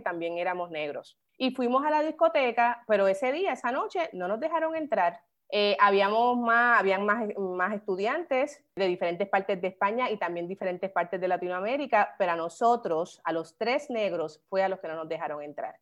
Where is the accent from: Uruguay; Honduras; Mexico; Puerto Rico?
Puerto Rico; Carolina; moved away as an adult; also born or lived in San Juan, Puerto Rico / Madrid, Spain / New York, United States; yo soy una gigante de Carolina. Em, bien orgullosa de haberme criado eh, allí en Carolina, me crié en Villa Fontana